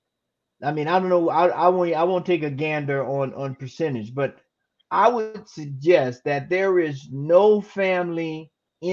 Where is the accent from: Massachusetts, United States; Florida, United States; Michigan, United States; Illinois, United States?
Florida, United States; He's in my home state. I was born and raised in Florida